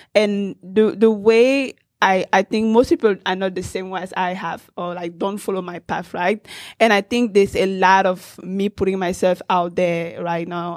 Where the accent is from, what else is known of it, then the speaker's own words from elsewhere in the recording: Cameroon; I grew up in Cameroon in Central Africa